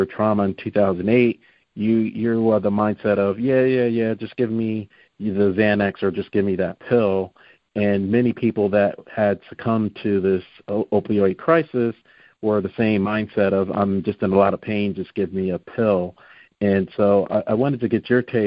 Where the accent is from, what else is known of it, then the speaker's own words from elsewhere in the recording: New Jersey, United States; moved away; I'm originally from New Jersey